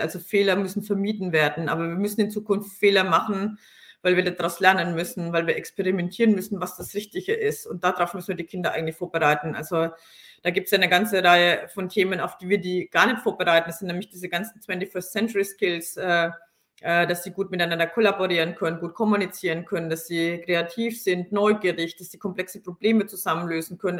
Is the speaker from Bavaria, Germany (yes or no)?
yes; Franconia, Bavaria, Germany; komme ich aus Franken